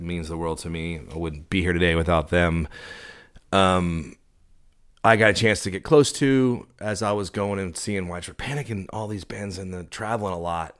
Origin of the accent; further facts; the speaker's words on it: Dallas, Texas, United States; also born or lived in Austin; I grew up in Dallas